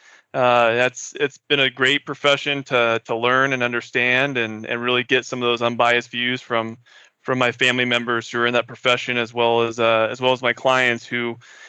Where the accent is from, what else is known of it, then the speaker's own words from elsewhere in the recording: Seattle, Washington, United States; moved away as an adult; also born or lived in New York City; now in Fort Collins, United States; born and raised in Seattle, Washington.